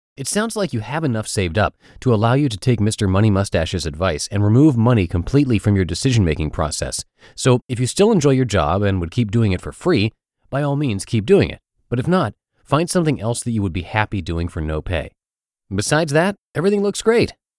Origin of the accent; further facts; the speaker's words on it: Pittsburgh, Pennsylvania, United States; moved away; my hometown of Pittsburgh, Pennsylvania